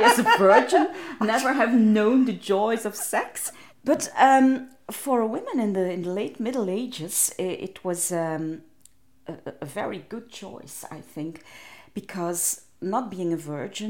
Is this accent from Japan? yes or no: no; Ghent, Flanders, Belgium; I grew up in Ghent